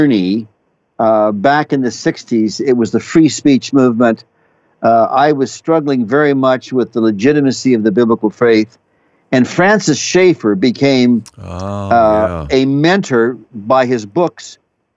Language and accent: English; Saskatchewan, Canada; My father was a pastor. We were in Western Canada, Saskatchewan, which is just north of North Dakota